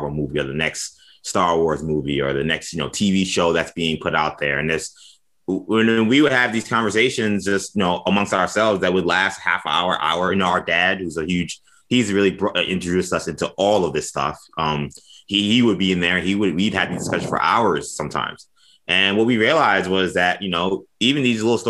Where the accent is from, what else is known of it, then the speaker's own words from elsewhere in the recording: New York City, New York, United States; growing up in New York City